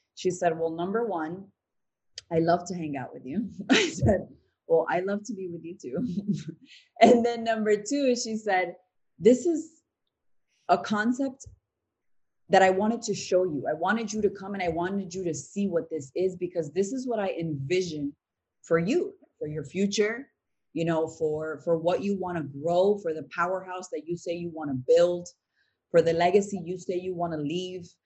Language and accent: English; Providence, Rhode Island, United States; also born or lived in Tampa / New York; now in Miami, United States; We're actually from Providence, Rhode Island